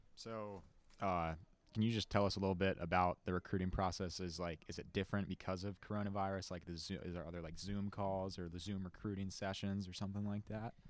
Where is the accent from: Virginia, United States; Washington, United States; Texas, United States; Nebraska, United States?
Virginia, United States; Lynchburg; I'm a senior from Lynchburg, Virginia